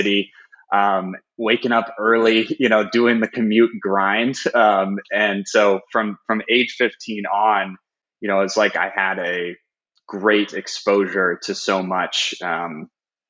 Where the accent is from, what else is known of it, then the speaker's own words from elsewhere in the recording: Chicago, Illinois, United States; now in San Francisco, United States; I'm originally from Chicago, Illinois, in the States